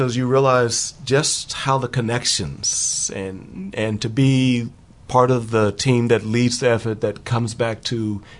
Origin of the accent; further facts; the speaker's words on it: East Texas, United States; now in Seattle, United States; I've been in Seattle since 1975, but I'm originally from Texas.